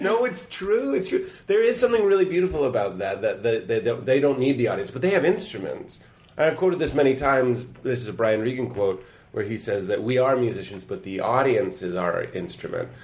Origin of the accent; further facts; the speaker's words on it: Lexington, United States; I'm from Lexington